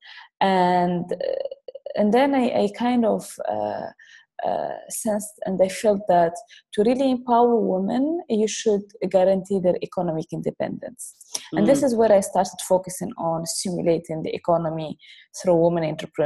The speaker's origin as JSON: {"language": "English", "country": "Morocco", "tie": "born or raised there", "moved": "yes", "said": "I grew up in Morocco"}